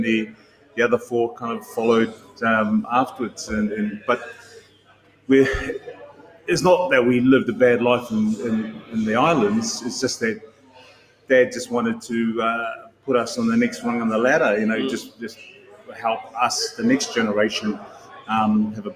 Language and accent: English; New Zealand; also born or lived in Samoa; when you're growing up as someone who grew up in New Zealand, you didn't know whether you're a Samoan or a New Zealander.